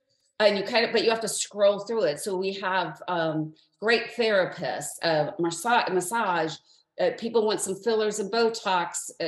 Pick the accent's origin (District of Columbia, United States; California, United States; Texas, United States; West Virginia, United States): California, United States; moved away as an adult; now in South Florida, United States; I'm from California. So for me, there's a huge learning curve of being on the East Coast.